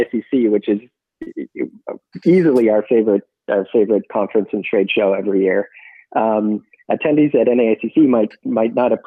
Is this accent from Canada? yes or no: yes; Toronto, Ontario, Canada; Both Michael and I were born and raised in Toronto